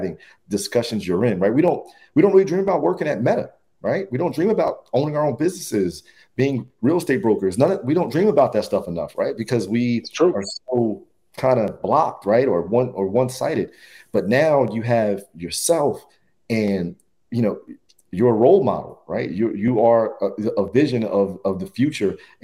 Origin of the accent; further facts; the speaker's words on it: New Jersey, United States; Another good friend of mine I grew up with in Jersey